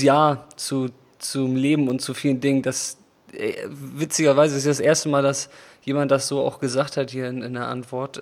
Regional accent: Germany; moved away; also born or lived in Vietnam; in Deutschland. Und außerdem vermisse ich auch meine Heimat

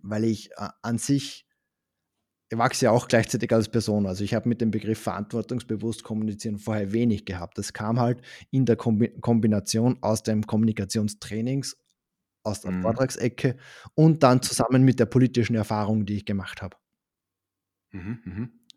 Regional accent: Upper Austria, Austria; accent: Austrian; now in Düsseldorf, Germany; Ich habe aber in Österreich auch eine Wohnung ähm, in der Nähe vom See, wo ich aufgewachsen bin.

